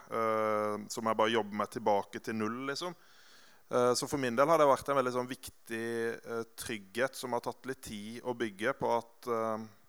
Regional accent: Grimstad, Agder, Norway; also born or lived in Oslo; Og jeg vokste opp i Grimstad, i Betania, som er det hoppbakken med McDonald's

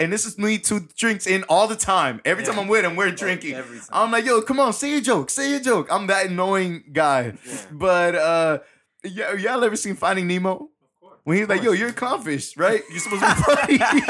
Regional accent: New York, United States; I'm a male from New York.

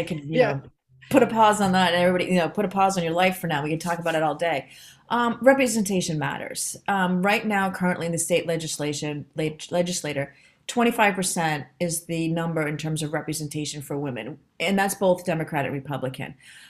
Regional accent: Boston, Massachusetts, United States; now in Indiana, United States; I came here from Boston, Massachusetts. And when I came to Indiana, I was like many people working in a job.

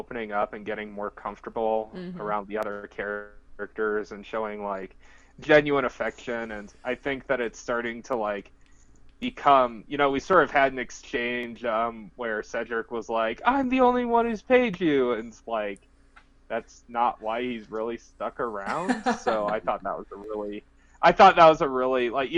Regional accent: Ankeny, Iowa, United States; moved away as an adult; also born or lived in Georgia; I am originally from Iowa. I grew up in a town called Ankeny, which is about halfway between Des Moines and Ames.

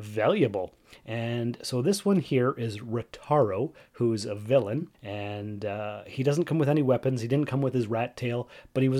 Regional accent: Sault Ste. Marie, Ontario, Canada; moved away; my hometown of Sault Ste. Marie, Ontario, Canada

